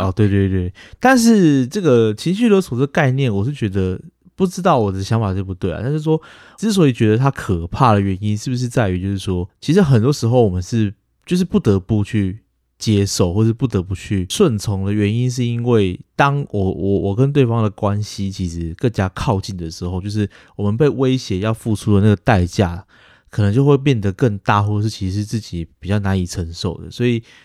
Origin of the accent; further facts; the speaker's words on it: Taiwan; 我们台湾人